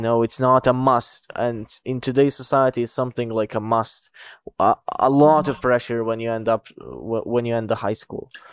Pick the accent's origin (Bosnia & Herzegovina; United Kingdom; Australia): Bosnia & Herzegovina; English is a second language; I'm from Bosnia.